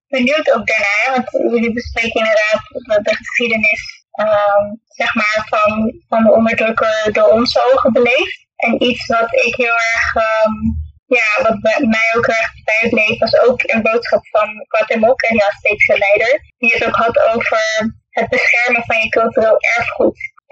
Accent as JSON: {"language": "Dutch", "country": "Netherlands", "tie": "born or raised there", "said": "ik ben in Nederland geboren en opgegroeid."}